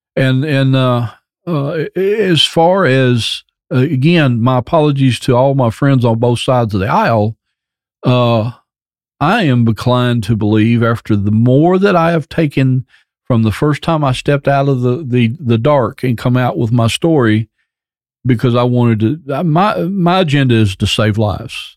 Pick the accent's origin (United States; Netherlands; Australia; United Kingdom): United States; my hometown of Robertson County